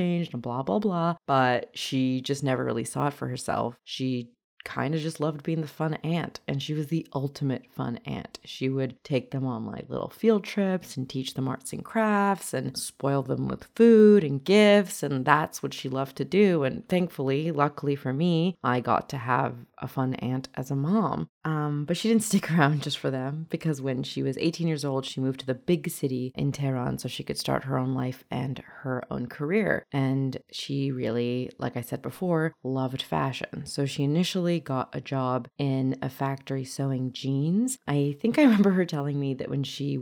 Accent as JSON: {"language": "English", "town": "North Vancouver", "region": "British Columbia", "country": "Canada", "tie": "born or raised there", "second_language": "English", "said": "in 1996, when I was 4 years old, she and I came to Canada together and we settled in North Vancouver. And I have only the best memories of growing up in North Vancouver with my mom"}